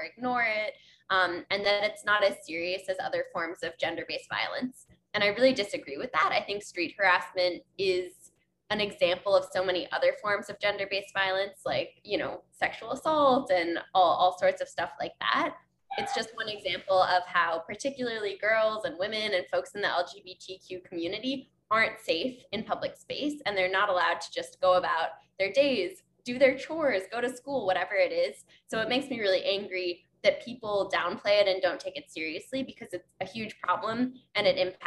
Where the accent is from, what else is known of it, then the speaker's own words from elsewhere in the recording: New York, United States; I used chalk when I was a kid growing up in New York